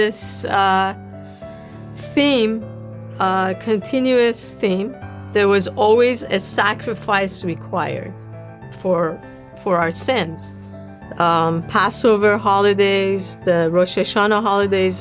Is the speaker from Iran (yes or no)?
yes; Tehran, Tehran Province, Iran; moved away as an adult; also born or lived in New York; As a Jewish kid, growing up in Tehran, I went to a Jewish school